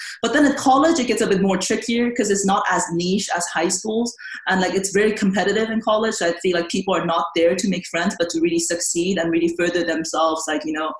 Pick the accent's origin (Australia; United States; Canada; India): India; Auroville, Tamil Nadu; moved away; sometimes I cannot believe I grew up in Oroville.